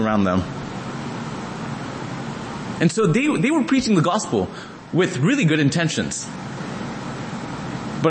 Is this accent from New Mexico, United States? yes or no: no; Dallas, Texas, United States; Me being from Dallas, grew up to be a Dallas Cowboys fan.